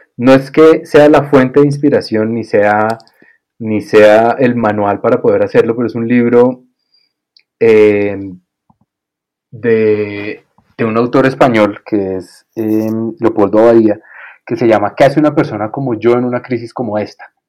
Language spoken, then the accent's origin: Spanish; Colombia; para mí como colombiano